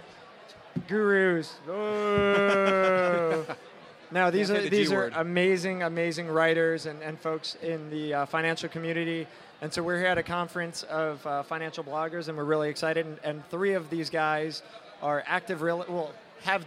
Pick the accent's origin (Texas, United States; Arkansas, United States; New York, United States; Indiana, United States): New York, United States; I'm a New Yorker